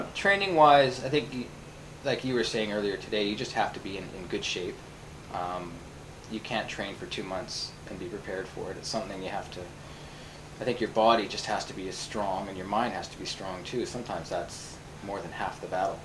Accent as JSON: {"language": "English", "town": "Vancouver", "region": "British Columbia", "country": "Canada", "moved": "as an adult", "lives_now": "Tokyo, Japan", "said": "I'm originally from Vancouver, Canada, the west coast of Canada, and came to Japan about six years ago"}